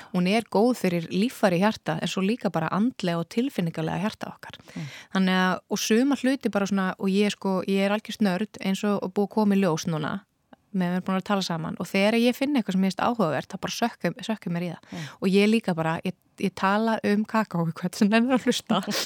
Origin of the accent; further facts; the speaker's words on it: Iceland; við erum Íslendingar